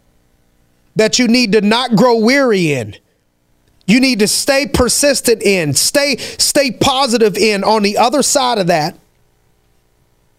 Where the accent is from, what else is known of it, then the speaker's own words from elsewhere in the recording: Youngstown, Ohio, United States; I'm from Youngstown, Ohio